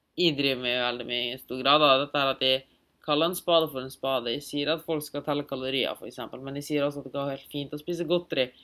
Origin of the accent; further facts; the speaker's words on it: Germany; now in Norway; jeg er tysk